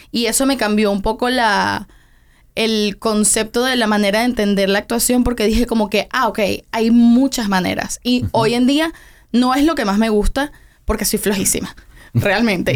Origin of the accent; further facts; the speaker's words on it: Venezuela; also born or lived in Tenerife, Spain; now in Miami, United States; yo nací en Tenerife, en España porque ellos estaban viviendo esa temporada en España, pero yo me fui, nos fuimos a Venezuela cuando yo tenía como un año. Entonces realmente yo me crié completamente en Venezuela